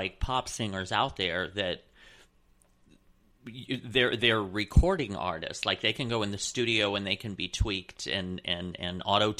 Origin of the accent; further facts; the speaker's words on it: Indiana, United States; moved away; I grew up in Indiana in the Midwest.